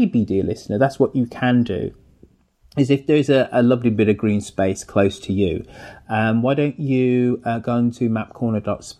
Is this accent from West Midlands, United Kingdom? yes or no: yes; Birmingham, West Midlands, United Kingdom; my local park in Birmingham when I was growing up was Perry Park in Perry Bar